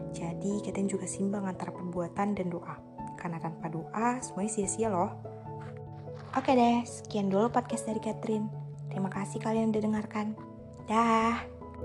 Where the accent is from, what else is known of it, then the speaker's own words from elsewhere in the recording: Sidikalang, North Sumatra, Indonesia; Asal saya dari Sumatera Utara, tepatnya di kota Sirikalang